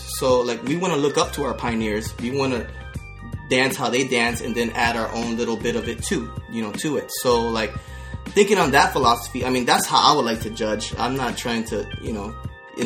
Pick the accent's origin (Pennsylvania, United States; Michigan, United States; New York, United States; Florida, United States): Florida, United States; Orlando; I'm from Florida. I'm from Orlando.